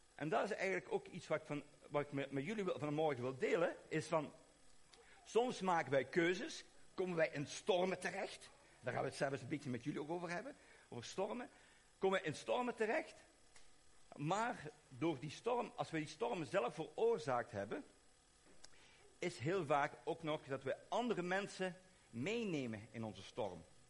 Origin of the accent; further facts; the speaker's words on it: Belgium; Maar ik kom uit België